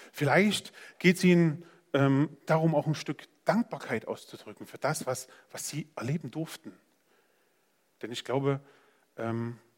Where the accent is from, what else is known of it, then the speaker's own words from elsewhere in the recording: Saxony, Germany; now in Gera, Germany; In meiner Provinz Sachsen, wo ich herkomme, ähm, das war schön. Das war völlig ausreichend. Da waren Wälder und Städte und das war einfach schön.